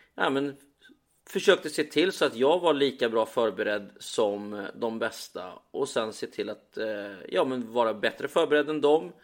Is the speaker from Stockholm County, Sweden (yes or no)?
no; Östergötland, Sweden; now in Marbella, Spain; som den östgöte jag är